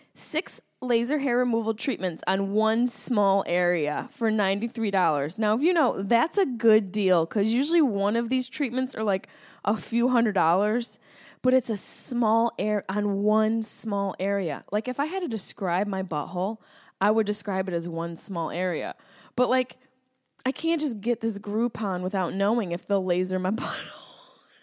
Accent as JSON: {"language": "English", "town": "Syracuse", "region": "New York", "country": "United States", "moved": "yes", "lives_now": "Los Angeles, United States", "said": "Yes, I'm from Syracuse, New York"}